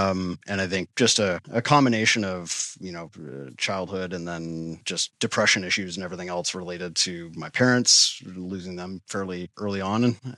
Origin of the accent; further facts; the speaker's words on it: Toronto, Ontario, Canada; born there; now in Ottawa, Canada; I am. Yeah. I was born in Toronto and then moved around a little bit as a kid.